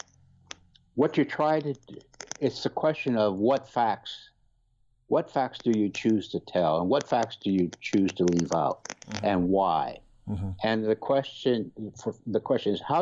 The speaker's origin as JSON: {"language": "English", "area": "Missouri and Nebraska", "region": "Midwest", "country": "United States", "tie": "born or raised there", "also_born_or_lived": "Boston, Massachusetts", "moved": "as an adult", "lives_now": "Boston area, United States", "said": "growing up in Missouri and Nebraska"}